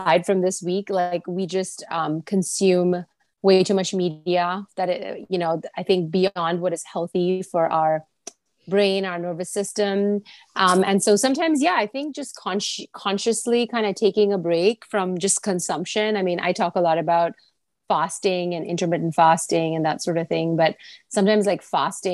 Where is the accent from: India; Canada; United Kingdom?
India; Pune, Maharashtra; moved away as an adult; also born or lived in Texas, United States; now in New York City, United States; I grew up in India for the first 18 years of my life. And then I came to the US for college when I was 18